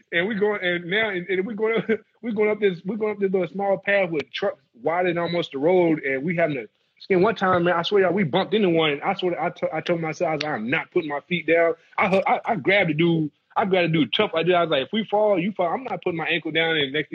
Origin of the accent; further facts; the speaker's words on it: the South, United States; We laugh so much every day about something, about growing up in the South and dealing with, like, whether it was my daddy.